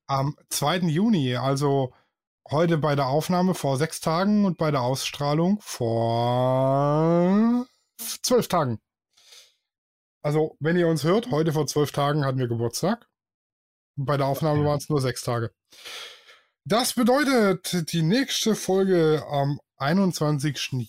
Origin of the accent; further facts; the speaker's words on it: Swabia, Germany; ich bin Schwabe